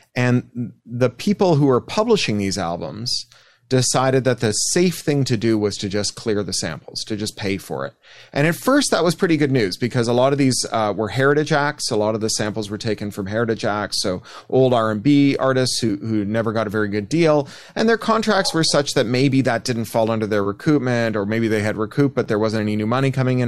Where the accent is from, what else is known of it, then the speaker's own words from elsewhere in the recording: Canada; I am Canadian